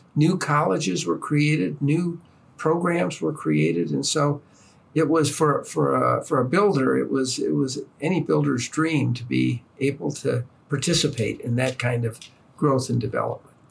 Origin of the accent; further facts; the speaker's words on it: East Lansing, Michigan, United States; moved away; I grew up in East Lansing in the shadow of Michigan State